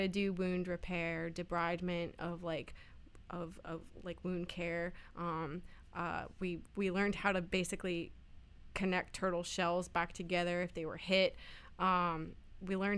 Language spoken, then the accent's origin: English; Virginia Beach, Virginia, United States; also born or lived in Wyoming; I was born in Wyoming. I lived there for the first few years of my life, and my parents got divorced, and so we moved back home where my mom's family was, which was Virginia Beach. And I've been there pretty much since I was about 4 or 5, so almost a native.